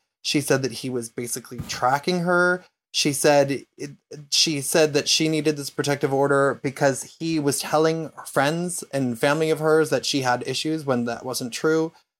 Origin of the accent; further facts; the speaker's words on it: Canada; Number 19, I'm Canadian, and I don't really care about hockey, about which I feel guilty.